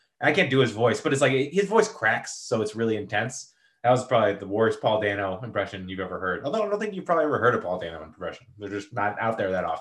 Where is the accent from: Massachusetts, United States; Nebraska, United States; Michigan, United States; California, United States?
Massachusetts, United States; Boston; I'm from Boston